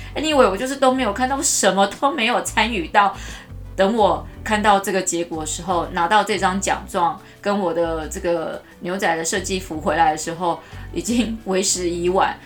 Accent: Taichung, Taiwan; 我太丢我们台中人的脸了

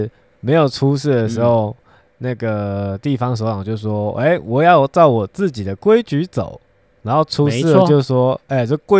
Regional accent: Taiwan; 以我们台湾人的习惯就是这样

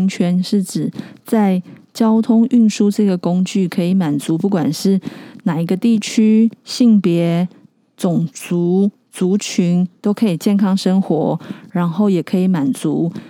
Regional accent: Keelung, Taiwan; 我老家在基隆

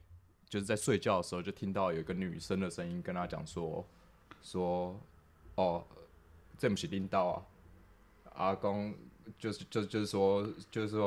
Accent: Taipei, Taiwan; 我从小就是我是在甚至在台北的新义新义区那个长大这样子，然后我家我以前我家就是住在那个等于是现在的信义

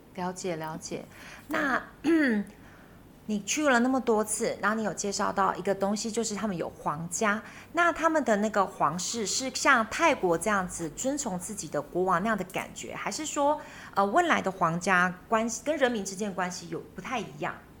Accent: Taiwan; also born or lived in Finland; 我们台湾人要花十万、二十万去追极光

